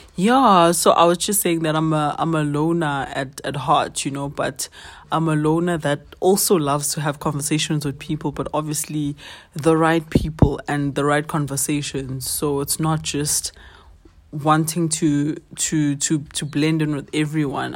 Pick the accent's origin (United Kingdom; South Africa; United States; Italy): South Africa; as a twenty-five-year-old South African